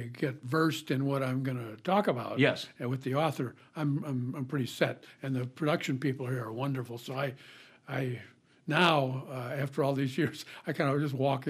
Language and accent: English; Chicago, Illinois, United States; moved away as an adult; also born or lived in San Diego, California; now in Gloucester, United States; I was born in San Diego, grew up around Chicago